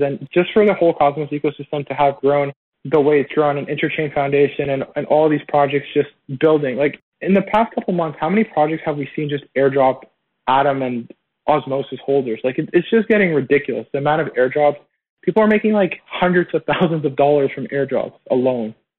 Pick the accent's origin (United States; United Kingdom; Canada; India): Canada; Toronto, Ontario; I'm originally from Toronto